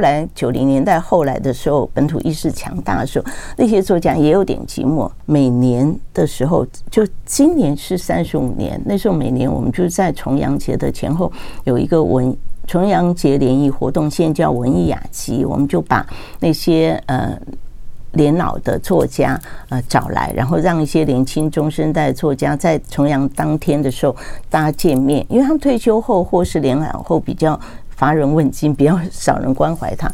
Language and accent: Chinese; Taiwan; 我自己是眷村长大，所以那个，但我现在是本省人，所以我台语